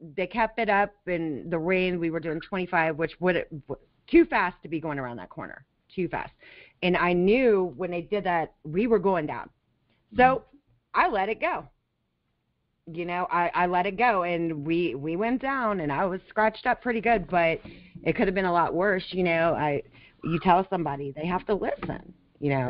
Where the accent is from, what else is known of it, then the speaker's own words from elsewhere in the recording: Las Vegas, Nevada, United States; also born or lived in California; now in Florida, United States; I grew up in Las Vegas